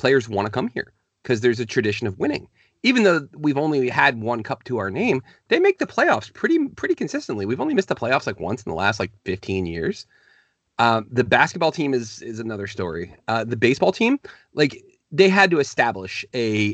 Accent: Virginia, United States; I grew up in Virginia

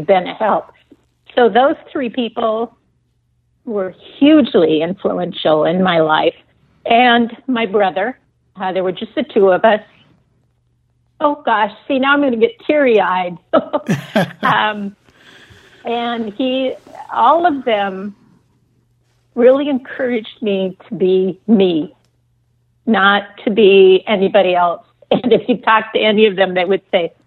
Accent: east side of Lake Washington, United States; I grew up in Microsoft land on the east side of Lake Washington

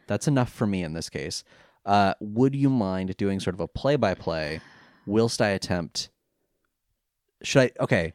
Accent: California, United States; now in England; I'm from California.

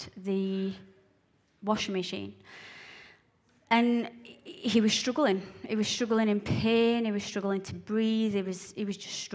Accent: Blantyre, Scotland, United Kingdom; I was born in a little village called Blantyre in Scotland, just outside of Glasgow

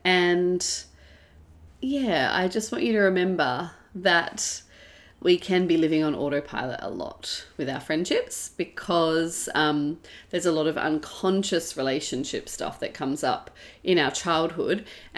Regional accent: Perth, Western Australia, Australia; now in Melbourne, Australia; so I grew up in Perth for most of my teenage years, and then I moved to Melbourne

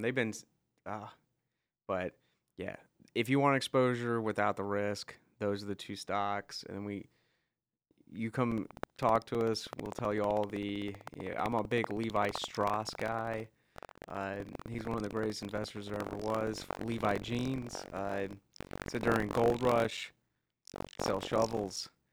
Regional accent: Crossville, Tennessee, United States; growing up in Crossville

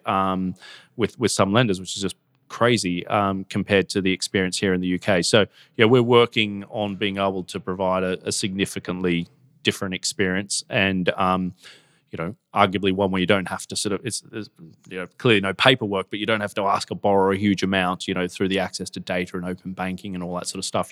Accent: Gold Coast, Queensland, Australia; moved away as an adult; now in United Kingdom; I come from the Gold Coast in Australia, you know, grew up surfing

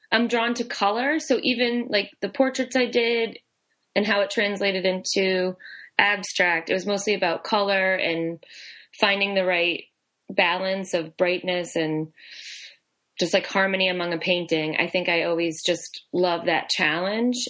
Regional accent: New Bedford, Massachusetts, United States; moved away as an adult; now in Boston, United States; I'm originally from New Bedford

